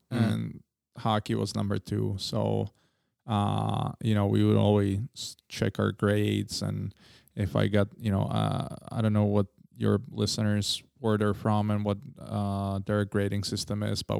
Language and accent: English; Prague, Czechia; because when we grew up in Holešovice, we had I think it was a 2KK.